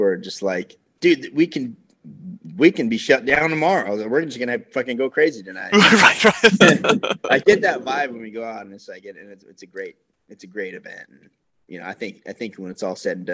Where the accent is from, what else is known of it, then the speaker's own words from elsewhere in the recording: Vacaville, California, United States; Vacaville, California, which is NorCal, I'm doing a one-time show physical copy CD release December 10th in my hometown